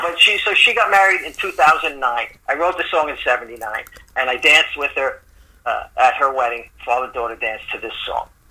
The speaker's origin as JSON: {"language": "English", "town": "New York City", "region": "New York", "country": "United States", "tie": "born or raised there", "moved": "as an adult", "said": "I'm originally from the Bronx."}